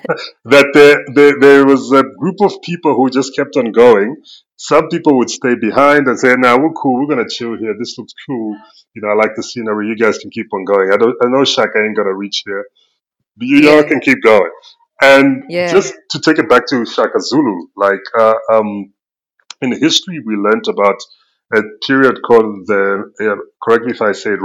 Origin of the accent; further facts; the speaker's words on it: Zambia; I'm originally from Zambia. It's a country in Southern Africa, just below the current Democratic Republic of Congo and above Zimbabwe.